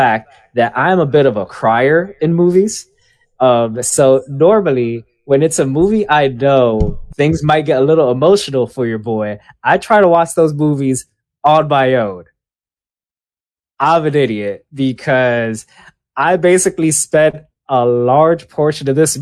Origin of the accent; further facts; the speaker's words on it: New York City, New York, United States; moved away; also born or lived in San Francisco; I am from Washington Heights